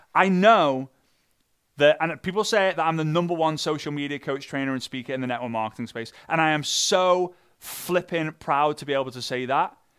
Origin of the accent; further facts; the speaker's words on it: Liverpool, North West England, United Kingdom; I'm from Liverpool